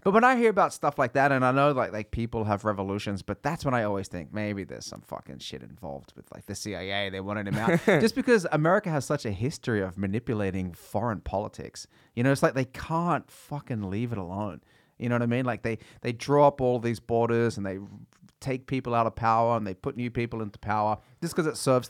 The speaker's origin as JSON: {"language": "English", "country": "Australia", "said": "Yeah, I'm from Australia, mate."}